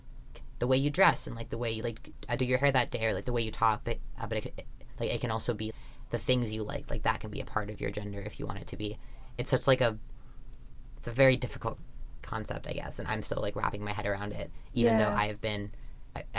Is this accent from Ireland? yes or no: no; Vancouver, British Columbia, Canada; growing up in Vancouver